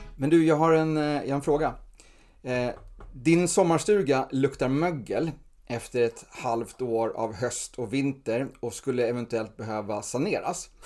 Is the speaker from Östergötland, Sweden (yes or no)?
no; Stockholm, Stockholm County, Sweden; Alltså jag är uppvuxen i Stureby